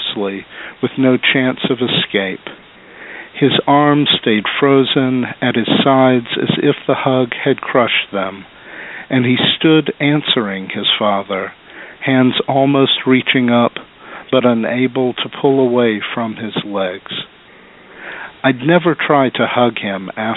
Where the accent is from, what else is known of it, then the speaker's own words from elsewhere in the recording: Little Rock, Arkansas, United States; moved away as an adult; now in Carbondale, United States; I was born and raised in Little Rock, Arkansas until I was 23.